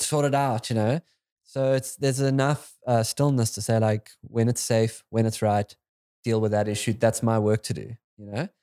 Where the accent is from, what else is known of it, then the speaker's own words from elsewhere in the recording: South Africa; as a South African